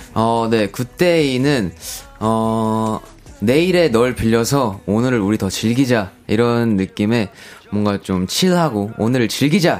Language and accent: Korean; Ulsan, South Korea; now in Seoul, South Korea; 제가 또 울산 사람이니까 옛날에는 바다를 매일 봤는데